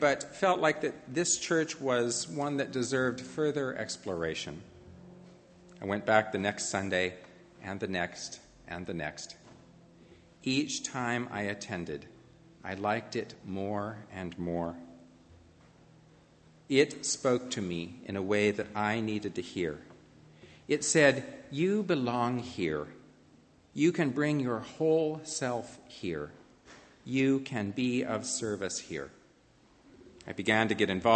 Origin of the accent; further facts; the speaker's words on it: Montana, United States; moved away as an adult; also born or lived in Portland, Oregon; I left my home state of Montana to try living in Portland, Oregon.